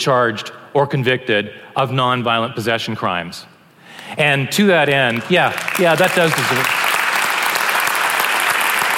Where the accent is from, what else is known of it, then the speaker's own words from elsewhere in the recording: Canada; we're Canadian.